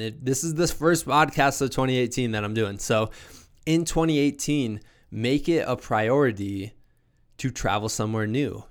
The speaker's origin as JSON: {"language": "English", "region": "Iowa", "country": "United States", "moved": "yes", "lives_now": "Colorado, United States", "said": "I'm from Iowa originally"}